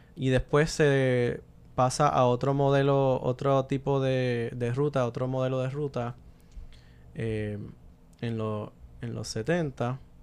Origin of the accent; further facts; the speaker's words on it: Puerto Rico; criándome en Puerto Rico